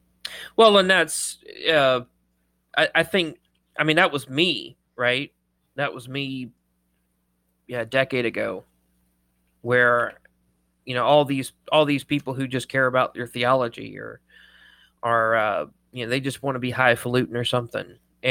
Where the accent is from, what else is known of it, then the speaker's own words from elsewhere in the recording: Ireland; I mean, I am Irish, so I have excuses.